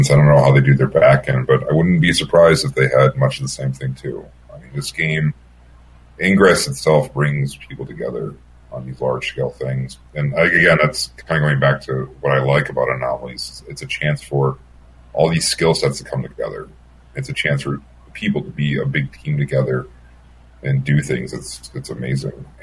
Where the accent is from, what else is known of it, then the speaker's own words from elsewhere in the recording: Minneapolis, Minnesota, United States; Um, I mean, we're from Minneapolis.